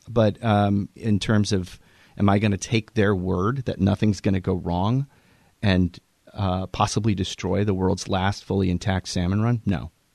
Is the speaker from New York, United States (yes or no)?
no; Puget Sound, Washington, United States; a kid growing up in Puget Sound